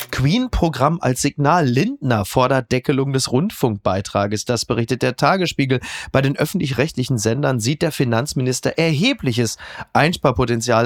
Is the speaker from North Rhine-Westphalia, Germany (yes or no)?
yes; Ruhr area, North Rhine-Westphalia, Germany; der ich ja bin, aus dem Ruhrgebiet stammt